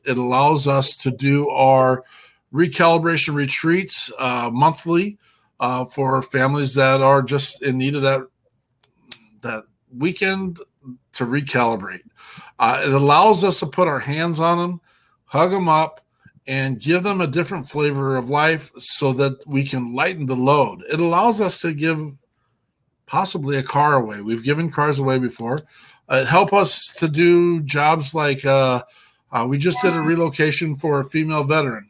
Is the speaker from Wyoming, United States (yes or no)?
yes; Cody, Wyoming, United States; I'm from Cody, Wyoming. I'm about as hillbilly as they come